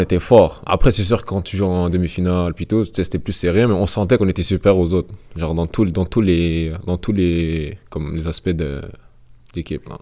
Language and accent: French; Canada; je suis né au Canada, j'ai vécu au Canada